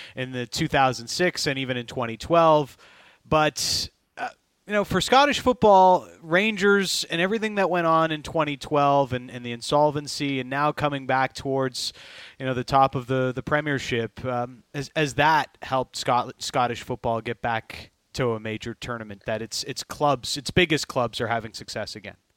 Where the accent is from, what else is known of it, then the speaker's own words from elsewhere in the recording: Canada; as a Canadian yeah, soccer fan